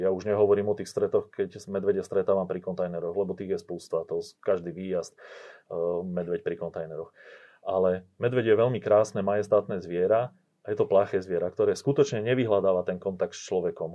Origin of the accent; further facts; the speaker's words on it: central Slovakia, Slovakia; ja pochádzam zo stredného Slovenska